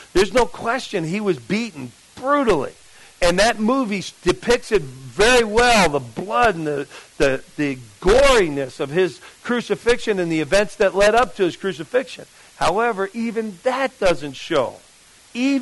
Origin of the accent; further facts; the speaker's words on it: Jersey City, New Jersey, United States; moved away; where I grew up in Jersey City, New Jersey